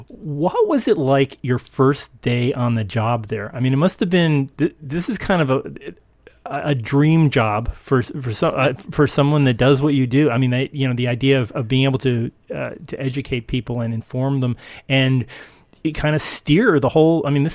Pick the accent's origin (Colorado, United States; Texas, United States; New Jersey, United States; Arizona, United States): New Jersey, United States; I'm just an old man. I'm an East Coast guy. I grew up in New Jersey